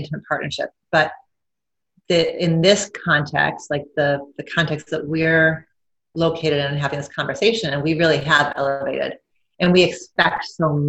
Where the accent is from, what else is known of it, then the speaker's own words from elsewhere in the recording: Midwest, United States; I'm white, I'm Midwestern, I'm American